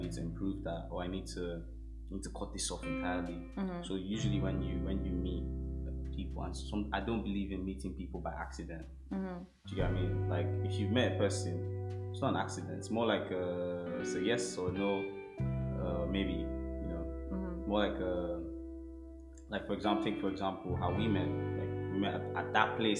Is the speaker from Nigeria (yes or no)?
yes; Nigeria; now in London, United Kingdom; from Nigeria